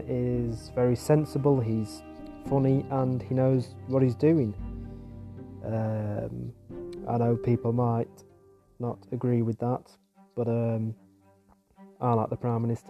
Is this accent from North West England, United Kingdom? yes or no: yes; Macclesfield, North West England, United Kingdom; I'm from Macclesfield in Staffordshire in England.